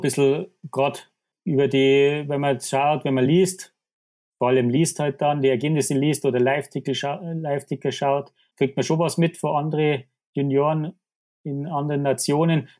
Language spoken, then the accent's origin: German; Krün, Bavaria, Germany; ich bin aus Grün, äh, heißt der Ort, wie ich, wie ich vorher schon gesagt habe, da bin ich aufgewachsen, da lebe ich.